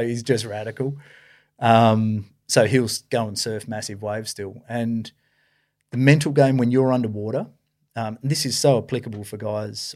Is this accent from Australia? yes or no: yes; Esperance, Western Australia, Australia; I was born and raised down in Esperance there.